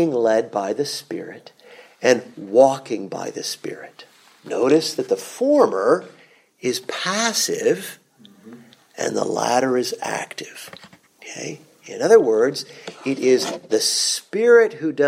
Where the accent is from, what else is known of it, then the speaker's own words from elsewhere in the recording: Vienna, Austria; moved away; growing up in Vienna